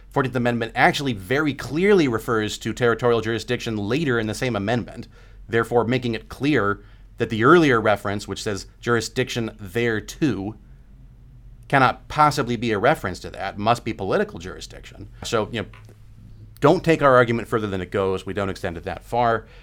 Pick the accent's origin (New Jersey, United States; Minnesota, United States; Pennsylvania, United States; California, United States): California, United States; I'm from California, you know, we're way out on the West Coast here